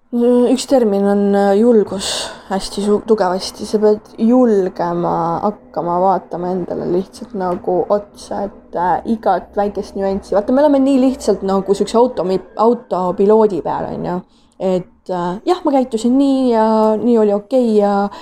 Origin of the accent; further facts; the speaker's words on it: Tartu, Tartu County, Estonia; ma tulen äh, Tartust, et äh, olen seal pool elu vähemalt elanud